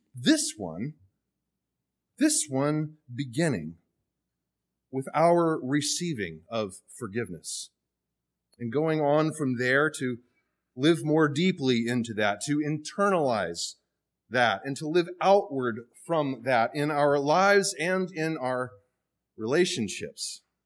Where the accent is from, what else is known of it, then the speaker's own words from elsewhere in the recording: the South, United States; from the South like I am